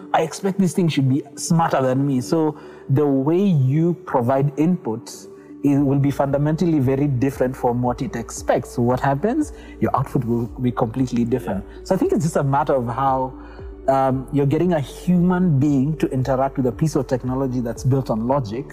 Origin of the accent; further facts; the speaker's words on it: Kenya; we as Kenyan